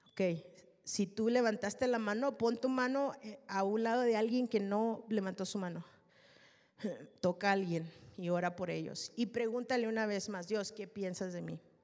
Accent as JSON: {"language": "Spanish", "country": "Mexico", "said": "Yo soy mexicana"}